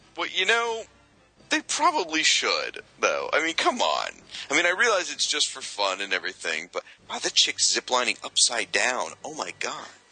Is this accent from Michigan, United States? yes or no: yes; Michigan, United States; moved away; I was born in Michigan and lived there for several years